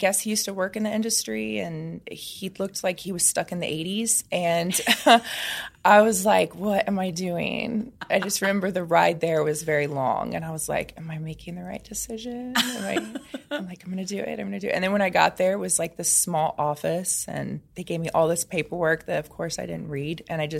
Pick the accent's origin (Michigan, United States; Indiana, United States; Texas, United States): Indiana, United States; now in Los Angeles, United States